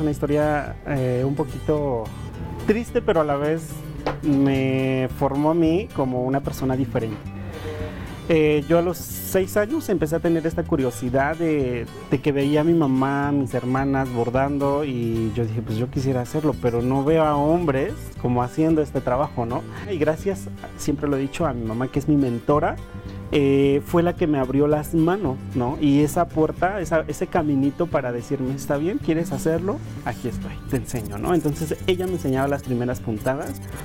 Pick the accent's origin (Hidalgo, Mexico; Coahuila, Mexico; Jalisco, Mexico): Hidalgo, Mexico; Otomí-Tepehua community; first language Otomi; Spanish is a second language; now in Mexico City, Mexico; me quería regresar a mi comunidad